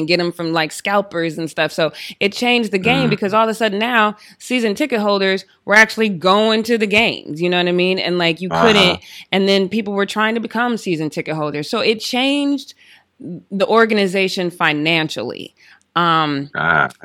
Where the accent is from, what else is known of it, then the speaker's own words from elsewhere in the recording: Denver, Colorado, United States; moved away; I'm from Denver